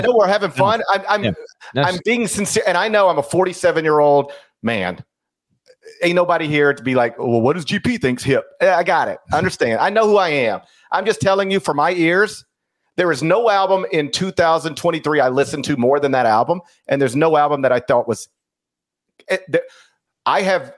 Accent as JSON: {"language": "English", "region": "Mississippi", "country": "United States", "said": "I also am from Mississippi"}